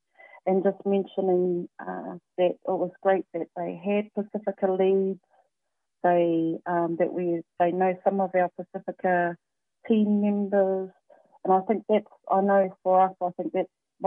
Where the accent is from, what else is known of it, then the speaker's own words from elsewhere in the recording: Tokoroa, Waikato, New Zealand; being born and bred in Tokoroa and being brought up by a village that still claim me to this day